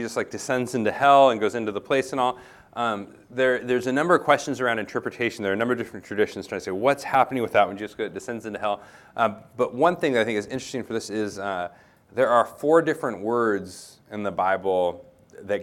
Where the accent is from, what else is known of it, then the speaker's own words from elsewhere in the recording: United States; being an American